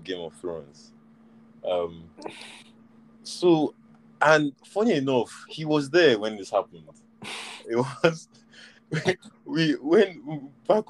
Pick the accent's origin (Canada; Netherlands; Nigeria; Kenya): Nigeria; we grew up in Nigeria, guy, as in there was no HBO